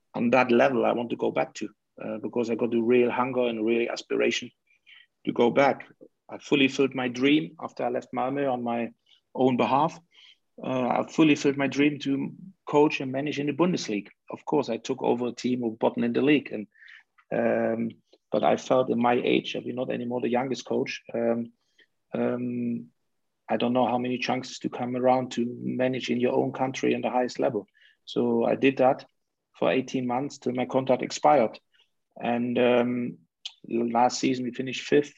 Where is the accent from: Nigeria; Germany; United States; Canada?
Germany; Leipzig, Saxony; moved away; So that is where I come from, Leipzig